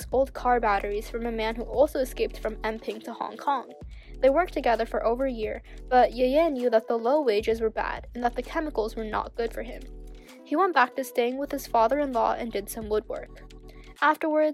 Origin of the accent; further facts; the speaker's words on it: New York City, New York, United States; I'm from New York City